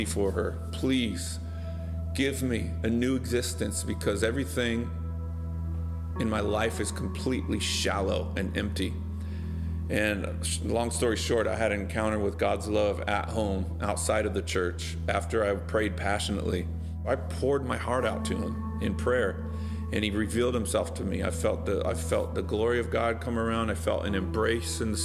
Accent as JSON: {"language": "English", "town": "Bakersfield", "region": "California", "country": "United States", "tie": "born or raised there", "also_born_or_lived": "Los Angeles", "moved": "as an adult", "said": "we grew up in Bakersfield, California"}